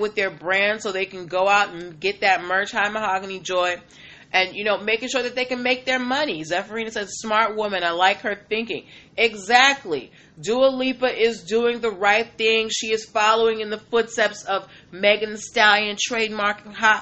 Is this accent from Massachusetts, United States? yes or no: yes; Boston, Massachusetts, United States; I'm born and raised in Boston